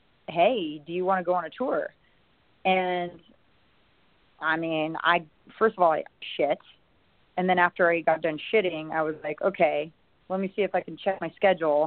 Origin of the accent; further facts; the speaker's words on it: Seattle, Washington, United States; moved away as an adult; also born or lived in Hawaii; when I was growing up there